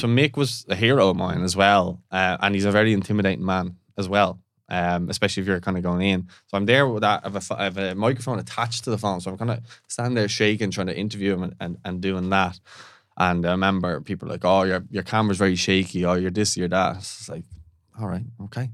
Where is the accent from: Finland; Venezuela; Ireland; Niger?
Ireland; Dublin, Leinster; also born or lived in Canada; we're from Ballantyre area